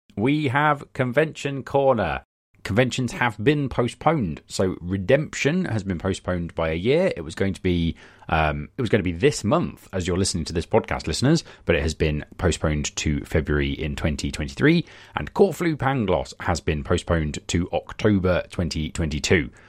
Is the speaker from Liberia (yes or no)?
no; United Kingdom; I am very British